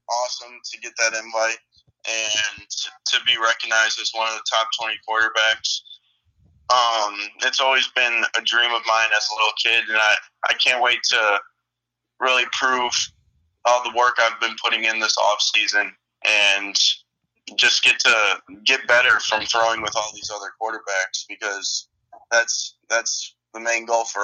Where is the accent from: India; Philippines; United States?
United States; Chicago, Illinois; Just two hardworking parents, and growing up in Chicago and growing up playing hockey and football